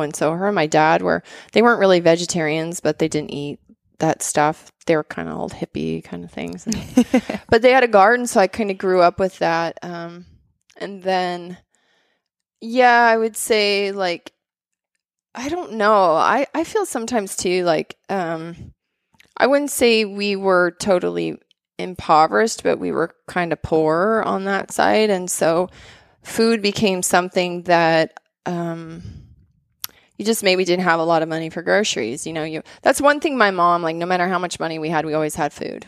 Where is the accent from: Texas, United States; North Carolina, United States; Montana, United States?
Montana, United States; Bozeman; I grew up in Bozeman and Montana